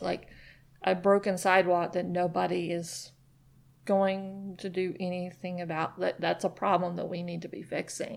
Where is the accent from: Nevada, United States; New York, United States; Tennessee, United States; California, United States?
Tennessee, United States; Nashville; now in Chattanooga, United States; I'm from Nashville